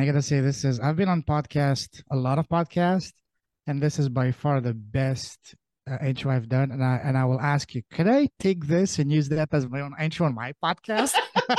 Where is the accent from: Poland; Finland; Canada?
Canada; also born or lived in Europe; I am Canadian. I say that very loud and proud.